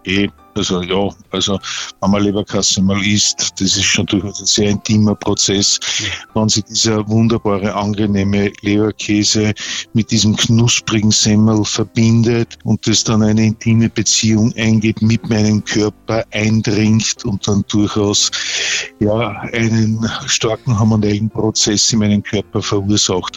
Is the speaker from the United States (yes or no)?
no; Regensburg, Bavaria, Germany; wir kommen aus Regensburg und ich bin sehr heimatverbunden